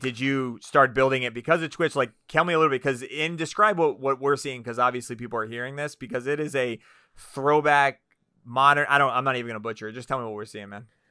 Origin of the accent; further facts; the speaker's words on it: Orlando, Florida, United States; I grew up in Orlando